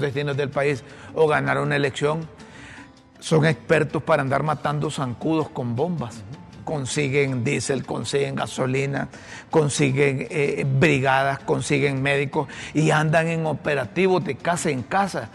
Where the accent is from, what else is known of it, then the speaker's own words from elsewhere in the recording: Honduras; como hondureño